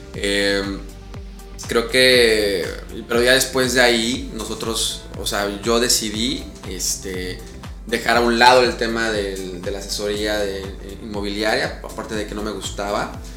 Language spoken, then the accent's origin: Spanish; Mexico City, Mexico; also born or lived in Chihuahua / Cozumel; now in Riviera Maya, Mexico; yo soy chilango